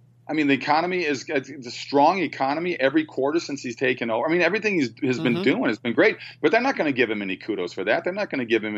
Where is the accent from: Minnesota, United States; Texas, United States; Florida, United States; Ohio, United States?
Minnesota, United States; I started paper out when I was 9 years old in Minnesota